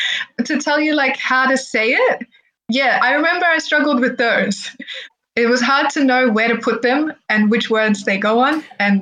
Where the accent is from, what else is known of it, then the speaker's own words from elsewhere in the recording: Egypt; first language Arabic; also born or lived in Australia; I was born in Australia, and then we went back and forth between Egypt and Australia a lot. So my early years grew up, I guess, in Egypt. And so my Arabic developed much more than my English